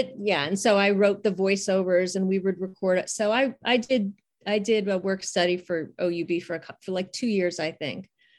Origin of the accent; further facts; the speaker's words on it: Garfield Heights, Ohio, United States; now in Pennsylvania, United States; I'm from Garfield Heights.